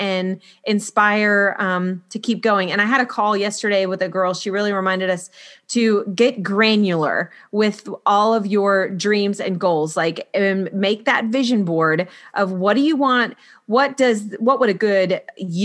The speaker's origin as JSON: {"language": "English", "region": "Florida", "country": "United States", "tie": "born or raised there", "moved": "as an adult", "lives_now": "South Carolina, United States", "said": "we moved from Florida where I had all my babies and been raised"}